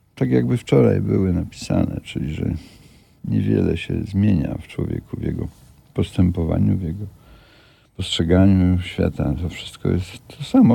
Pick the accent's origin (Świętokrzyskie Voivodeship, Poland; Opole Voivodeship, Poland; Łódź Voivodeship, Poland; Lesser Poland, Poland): Świętokrzyskie Voivodeship, Poland; Kielce region; ja pochodzę z Kieleckiego